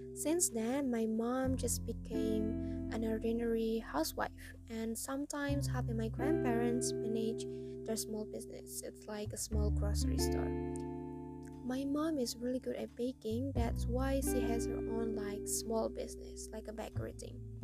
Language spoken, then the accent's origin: English; Cirebon, West Java, Indonesia; English is a second language; I was born in Cirebon December 23, 2002.